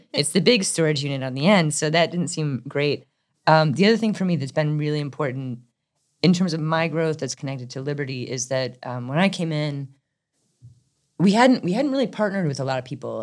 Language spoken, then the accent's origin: English; Midwest, United States; also born or lived in Chicago; now in Durham, United States; I'm originally from the Midwest